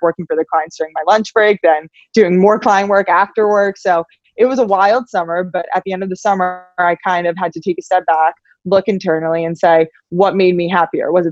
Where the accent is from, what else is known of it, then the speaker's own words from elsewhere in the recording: New York, United States; moved away as an adult; also born or lived in Los Angeles; So I'm from New York. I'm a New Yorker at heart, but at 18 years old, I wanted to get as far away from New York as possible